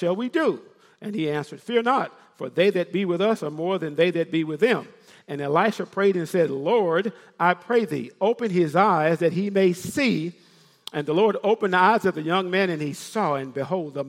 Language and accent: English; Memphis, Tennessee, United States; I'm from Memphis, Tennessee. I can say ain't